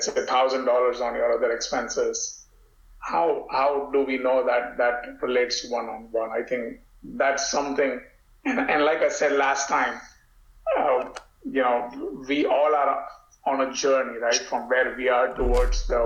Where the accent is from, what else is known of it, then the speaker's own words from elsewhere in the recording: India; moved away; growing up in India